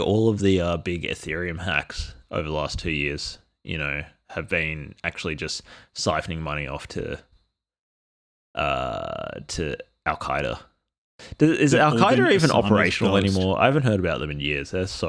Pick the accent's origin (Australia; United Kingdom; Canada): Australia; okay, so I'm Australian Aboriginal, and some of my experiences growing up were like low-tech experiences.